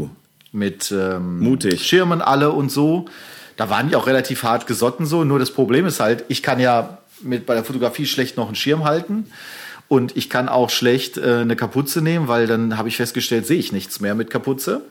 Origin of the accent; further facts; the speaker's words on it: Germany; als Deutsche